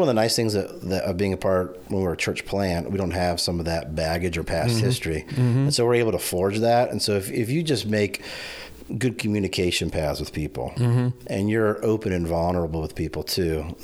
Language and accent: English; Hershey, Pennsylvania, United States; moved away as an adult; also born or lived in Noble County, Indiana; now in Kendallville, United States; I grew up in Hershey, Pennsylvania